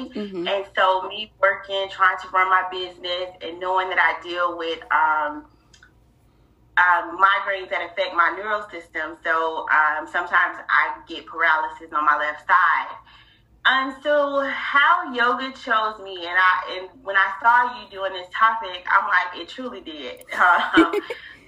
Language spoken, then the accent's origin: English; Fort Lauderdale, Florida, United States; now in Jacksonville, United States; I'm born and raised in Fort Lauderdale, Florida. I now reside in Jacksonville